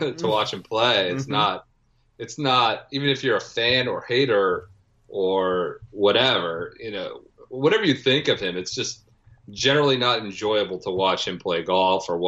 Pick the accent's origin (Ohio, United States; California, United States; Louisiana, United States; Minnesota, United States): Ohio, United States; Cleveland; now in Washington, D.C., United States; I'm originally from Cleveland, Ohio. I live in just outside Washington, D.C. now